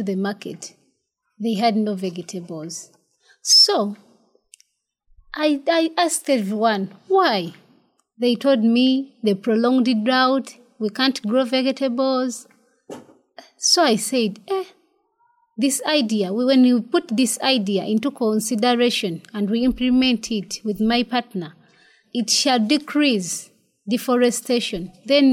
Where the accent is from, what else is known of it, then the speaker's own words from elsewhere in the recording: Kyotera? district, Central Region of Uganda, Uganda; also born or lived in Kalagala, Mpigi District, Uganda; I grew up from the central region of Uganda in Chivoga district